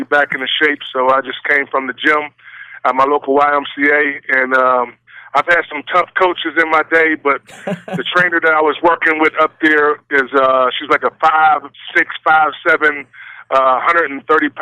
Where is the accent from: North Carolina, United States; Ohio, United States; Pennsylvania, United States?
Pennsylvania, United States; West Mifflin; also born or lived in Pittsburgh / McKeesport; I was raised in Whitaker Projects in West Mifflin for most of my life